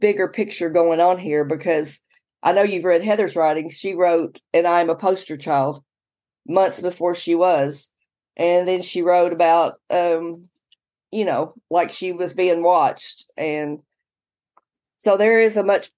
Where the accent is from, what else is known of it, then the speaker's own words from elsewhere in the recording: Sebree, Kentucky, United States; moved away as an adult; also born or lived in Madisonville, Kentucky; now in Manchester, United States; the attic where we grew up in Seabury